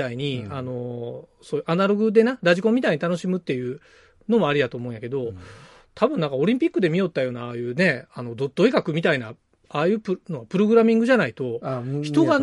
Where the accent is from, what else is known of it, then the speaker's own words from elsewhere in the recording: Toon, Ehime, Japan; うちらの地元の東温市ってとこでやっとる